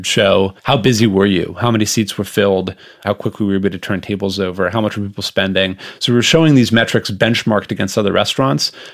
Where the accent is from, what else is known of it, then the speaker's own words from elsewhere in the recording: Los Angeles, California, United States; I grew up in Los Angeles in a restaurant family.